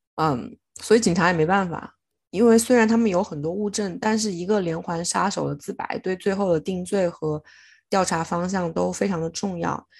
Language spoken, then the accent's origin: Chinese; China; 在我们中国怎么可能就是这样直接被丢弃呢？就是我们中国人